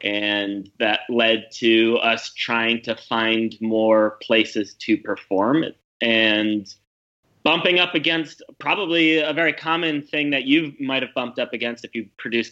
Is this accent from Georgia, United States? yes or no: no; New York, United States; moved away as an adult; also born or lived in Ankara, Turkey; now in Berlin, Germany; I grew up in New York